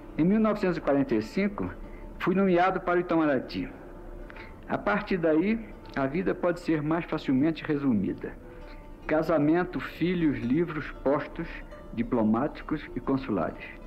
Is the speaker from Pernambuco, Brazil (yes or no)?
yes; Recife, Pernambuco, Brazil; also born or lived in São Lourenço da Mata, Pernambuco; Eu nasci no Recife porque, nesse tempo, meu pai era senhor de engenho no município de São Lourenço da Mata